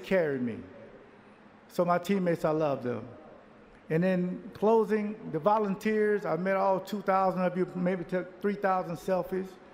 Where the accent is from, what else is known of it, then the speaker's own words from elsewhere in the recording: Jacksonville, Florida, United States; Growing up in Jacksonville, humble beginnings